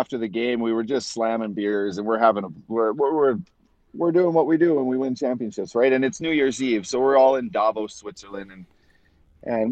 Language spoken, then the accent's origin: English; Canada; play for my home country again